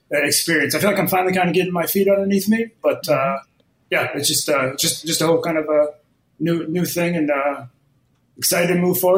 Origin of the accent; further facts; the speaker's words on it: Midwest, United States; So I moved from the Midwest uh, about six months ago, and uh, it was just like I've never moved anywhere uh, outside probably a 20 mile radius